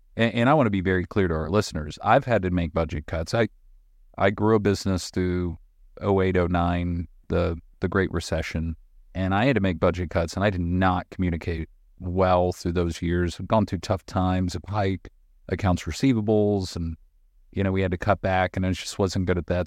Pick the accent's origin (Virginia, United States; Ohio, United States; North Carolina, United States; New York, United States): North Carolina, United States; Boone; I'm from North Carolina. I grew up in a small town called Boone